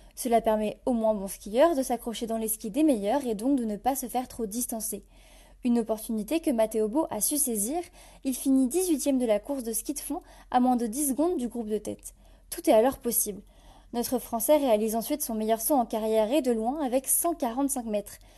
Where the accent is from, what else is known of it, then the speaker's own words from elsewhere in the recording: France; Nous sommes français